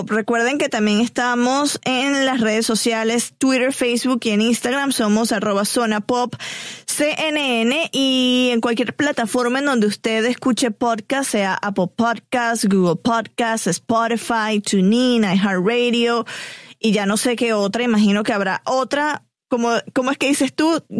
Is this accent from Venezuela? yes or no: yes; Venezuela; yo siendo venezolana más caribeña que latinoamericana.